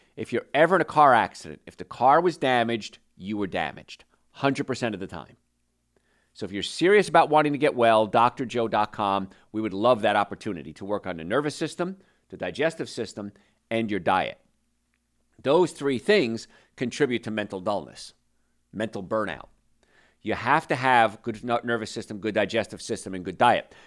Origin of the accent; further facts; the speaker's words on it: New Jersey, United States; I grew up in New Jersey